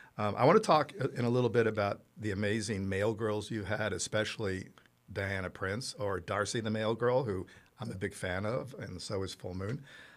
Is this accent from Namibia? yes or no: no; Italy; moved away as an adult; now in United States; you know, I grew up in Italy, and some of the great movies I saw were in Italian